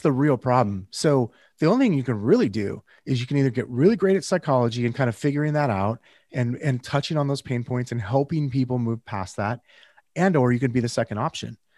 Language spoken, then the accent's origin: English; Northern California, United States; I'm from Northern California originally